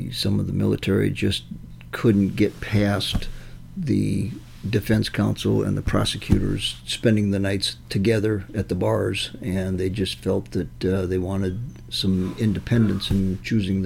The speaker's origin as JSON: {"language": "English", "town": "Sioux City", "region": "Iowa", "country": "United States", "tie": "born or raised there", "also_born_or_lived": "Kansas City", "moved": "as an adult", "lives_now": "Omaha, United States", "said": "I grew up in Sioux City"}